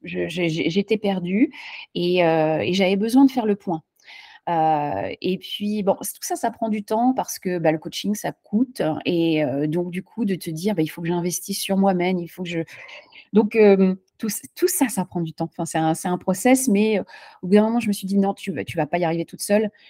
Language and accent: French; France; now in Charlotte, United States; en tant que Française